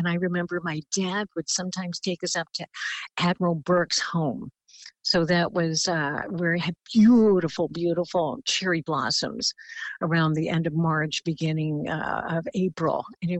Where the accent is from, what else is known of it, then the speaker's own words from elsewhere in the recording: Philippines; And, you know, with my look as a Filipina, I looked very indigenous to a lot of the countries that was on this particular itinerary.